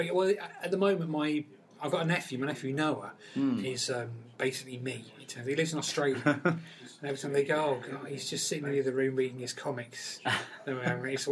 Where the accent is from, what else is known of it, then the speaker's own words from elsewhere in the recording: Peterborough, East of England, United Kingdom; I come from Peterborough